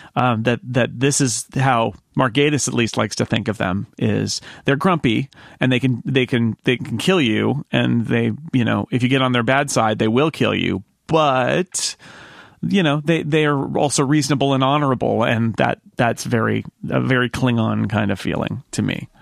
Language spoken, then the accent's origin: English; United States; as an American